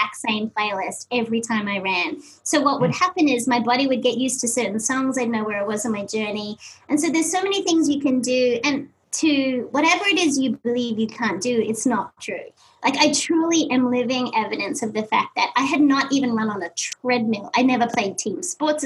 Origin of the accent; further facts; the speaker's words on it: Australia; moved away; I'm Australian, I know kilometers. I have no concept of miles even to this day